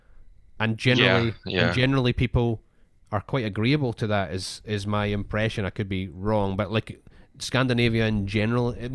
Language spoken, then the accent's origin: English; Scotland, United Kingdom; now in Australia; I'm Scottish and living in Australia